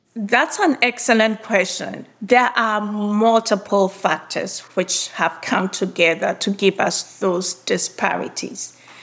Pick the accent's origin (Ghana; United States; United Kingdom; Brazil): Ghana; moved away as an adult; I was born and grew up in Ghana.